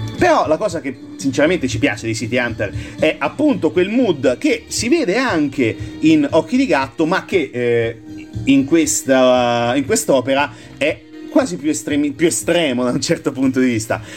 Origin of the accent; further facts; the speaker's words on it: Marche, Italy; dalle nostre parti marchigiane